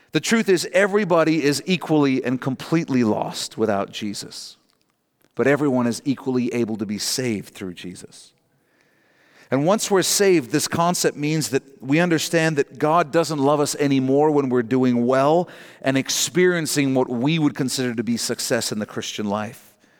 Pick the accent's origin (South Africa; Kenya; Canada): Canada; Our national borders are what define us as Canadian